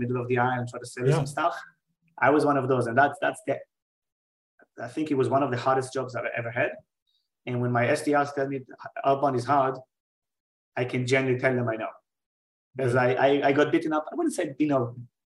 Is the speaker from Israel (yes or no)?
yes; Israel; moved away as an adult; also born or lived in New York; I'm originally from Israel. I was born and raised there